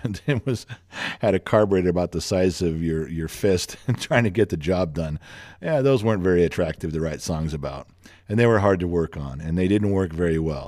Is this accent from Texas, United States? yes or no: no; Los Angeles, California, United States; growing up in the Los Angeles area